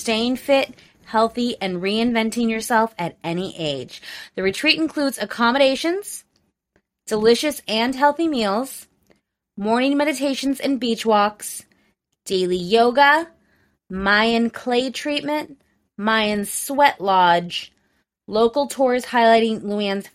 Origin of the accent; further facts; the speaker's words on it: Las Vegas, Nevada, United States; I'm from Las Vegas